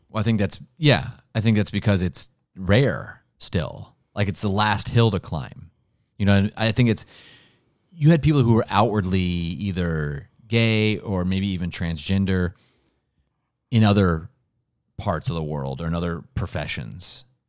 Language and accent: English; Ohio, United States; Ohio, my home state